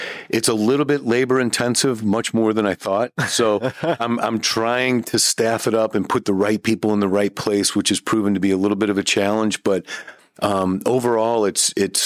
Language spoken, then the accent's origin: English; Ferguson, Missouri, United States; I'm from St. Louis, from North County. Grew up in Ferguson, actually